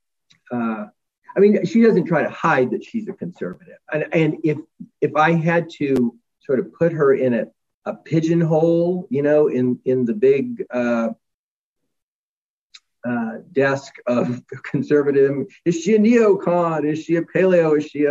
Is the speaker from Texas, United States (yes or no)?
yes; Texas, United States; moved away; folks I grew up with in Texas